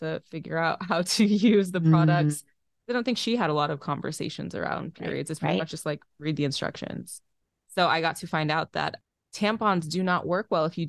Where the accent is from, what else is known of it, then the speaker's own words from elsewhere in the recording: Waterloo, Iowa, United States; also born or lived in Brownsville, United States; So early roots, I was born in Waterloo and we lived different places in Iowa. And then my mom took a teaching job in Texas. So we lived in Texas in Brownsville for a year.